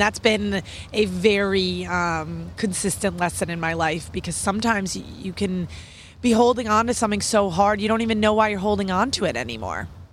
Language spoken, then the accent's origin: English; New York City, New York, United States; I'm a New Yorker